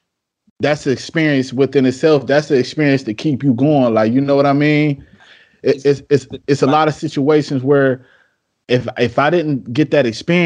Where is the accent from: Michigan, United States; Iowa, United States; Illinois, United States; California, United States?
Michigan, United States; Detroit; …, I'm from Detroit, so you know what he means to me, not just as an MC, but just as a hometown hero.